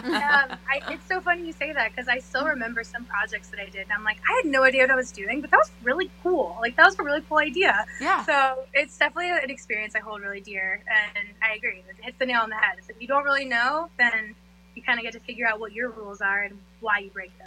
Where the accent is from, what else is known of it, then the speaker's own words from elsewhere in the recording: Florida, United States; moved away as an adult; also born or lived in Jacksonville, Florida; now in New York, United States; I was born and raised in South Florida, and um, I guess half raised there. And then when I was about ten, I moved to Jacksonville, which is Northeast Florida